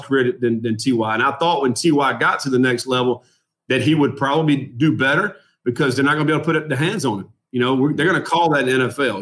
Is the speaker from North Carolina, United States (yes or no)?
yes; Durham, North Carolina, United States; also born or lived in Orange County, North Carolina; grew up in Durham, North Carolina